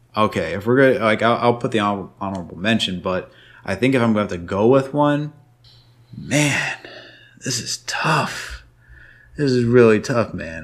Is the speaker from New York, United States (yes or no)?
yes; New York, United States; growing up in New York